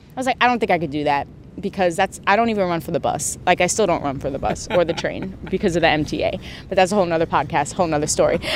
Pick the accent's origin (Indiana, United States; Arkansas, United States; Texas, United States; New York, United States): New York, United States; New York City; I'm from Brooklyn, born and raised